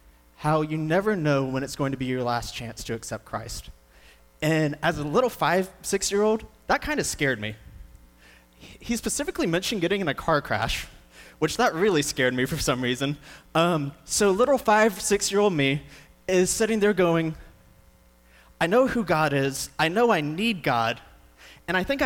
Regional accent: Moody, Texas, United States; I grew up right here in Central Texas over in Moody

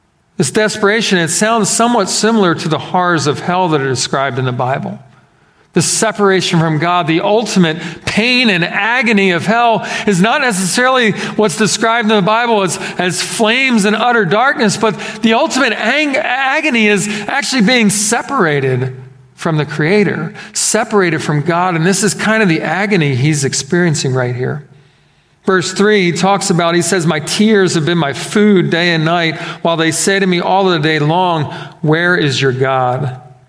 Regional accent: Philadelphia, Pennsylvania, United States; moved away; growing up in Philadelphia

